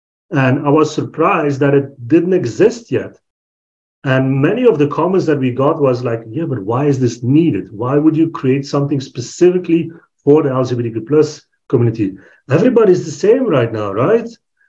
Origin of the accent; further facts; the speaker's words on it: Belgium; I'm from Belgium, born and raised in Belgium